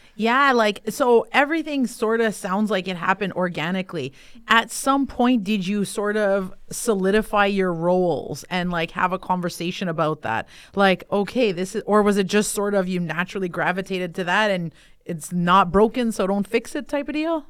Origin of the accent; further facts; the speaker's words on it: Kitigan Zibi, Quebec, Canada; I'm an entrepreneur from Kittagon, Zibi, and Anishinaabe.